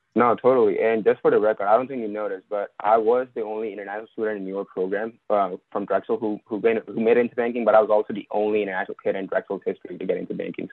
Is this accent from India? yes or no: yes; India; moved away as an adult; now in United States; I'm also originally from India. So, I was also an international student.